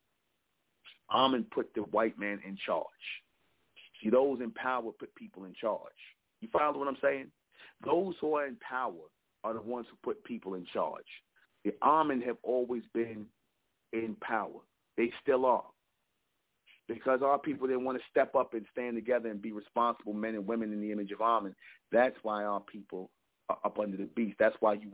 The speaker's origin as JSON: {"language": "English", "country": "United States", "said": "I'm foundational black American. My people, I'm American. I'm not African."}